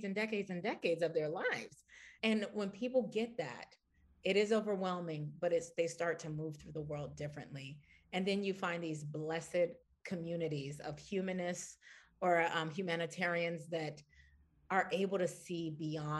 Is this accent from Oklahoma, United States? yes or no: no; Washington, District of Columbia, United States; I'm from Washington, D.C.